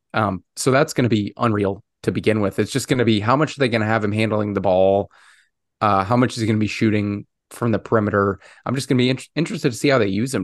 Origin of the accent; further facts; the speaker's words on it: Chicago, Illinois, United States; my hometown Chicago